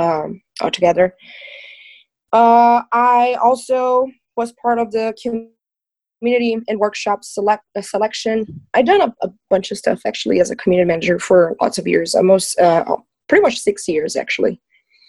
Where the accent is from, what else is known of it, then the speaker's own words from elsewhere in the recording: Brazil; I'm from Brazil